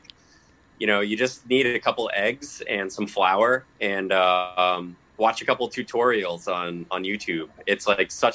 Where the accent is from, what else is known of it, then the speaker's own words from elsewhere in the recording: Lowell, Massachusetts, United States; also born or lived in Chelmsford, Massachusetts; I'm a mutt from Lowell.